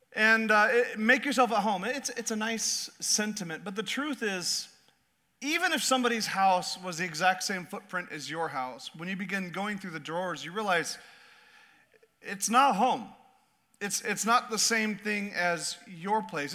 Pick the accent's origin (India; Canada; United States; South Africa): United States; Southeast Alaska; I was raised in Southeast Alaska